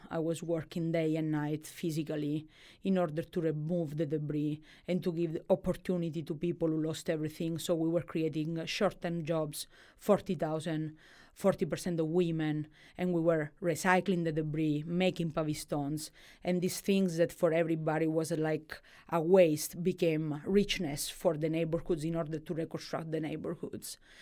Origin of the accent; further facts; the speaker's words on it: Calabria, Italy; English is a second language; moved away as an adult; also born or lived in Milan, Italy; growing up i-, in Calabria, eh, is a tho-, a tough things. Like, you grow up in one of the poorest region of Italy